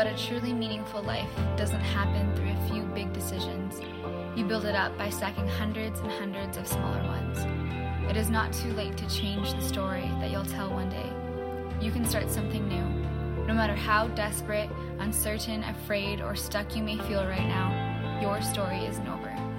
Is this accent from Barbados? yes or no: no; Newfoundland and Labrador, Canada; moved away; I'm originally from Newfoundland